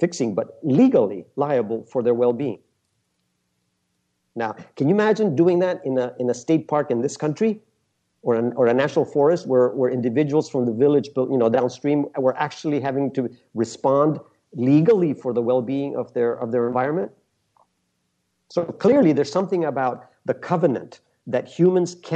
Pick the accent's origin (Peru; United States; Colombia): Peru; I never lived there. I was born in Peru